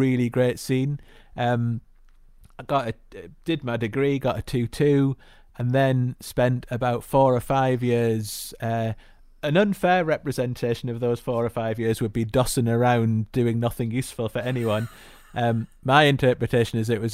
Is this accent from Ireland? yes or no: no; the Northeast, North East England, United Kingdom; also born or lived in Glasgow; I grew up in the Northeast, went to school in the Northeast, then went to university